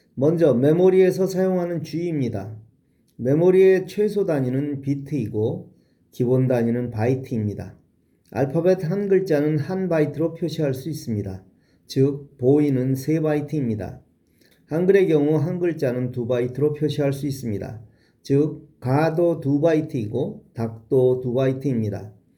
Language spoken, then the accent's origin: Korean; Seoul, South Korea; 어릴 적 종로구와 서대문구에 살았고 중고등학교는 은평구에 있는 학교에 다녔습니다